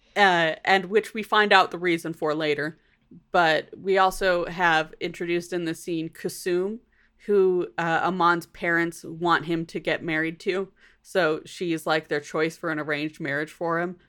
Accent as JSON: {"language": "English", "country": "United States", "accent": "American", "said": "my American accent"}